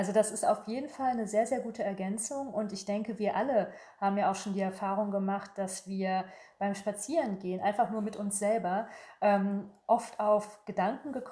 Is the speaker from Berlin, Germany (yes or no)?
yes; Berlin, Germany; born there; also born or lived in Paris; Ich habe lange in Paris gelebt. Das ist für mich immer ein Sehnsuchtsort. Ich bin äh, gebürtige Berlinerin. Also es geht für mich nichts über Berlin.